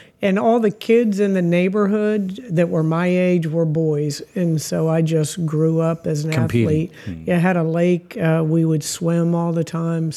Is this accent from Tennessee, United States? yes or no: no; Tampa, Florida, United States; I grew up here in Tampa